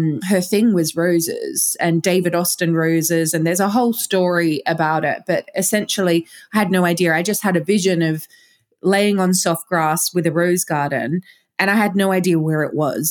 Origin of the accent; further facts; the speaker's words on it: Australia; accent: Australian; moved away as an adult; also born or lived in London; now in Glastonbury, United Kingdom; I was born in Australia. I lived in London for 15 years and now I live in Glastonbury. Now I still have an Australian accent